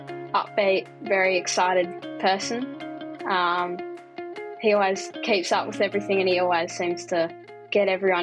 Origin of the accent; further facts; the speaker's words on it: Fremantle, Western Australia, Australia; I'm from Fremantle, WA, and I'm 12 years old.